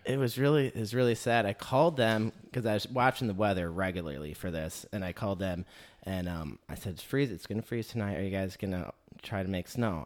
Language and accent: English; Michigan, United States; moved away; I grew up in Michigan.